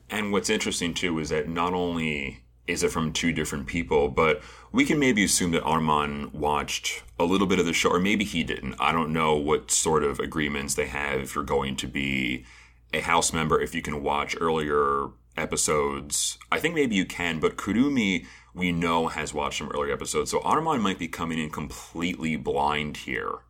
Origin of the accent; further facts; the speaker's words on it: United States; being an American